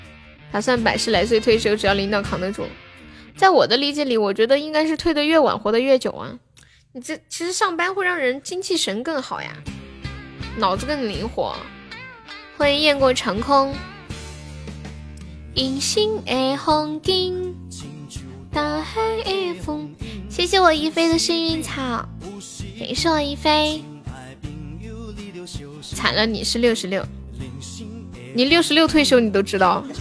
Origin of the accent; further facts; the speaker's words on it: Dalian, Liaoning, China; 你是东北哪里的？我是大连的